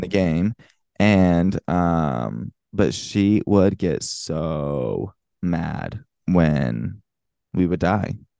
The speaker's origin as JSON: {"language": "English", "region": "Florida", "country": "United States", "tie": "born or raised there", "said": "my home state of Florida"}